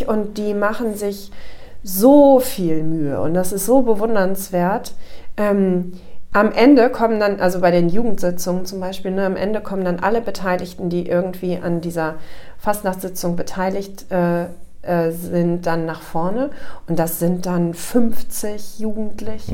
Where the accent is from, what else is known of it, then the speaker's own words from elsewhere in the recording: Northern Germany, Germany; moved away as an adult; also born or lived in Offenbach-Bieber, Hesse; Ich bin dann ja als Norddeutsche in, äh, in diesen Stadtteil gekommen